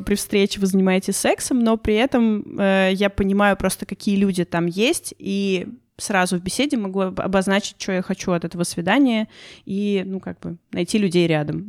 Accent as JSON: {"language": "Russian", "country": "Russia", "said": "я из России"}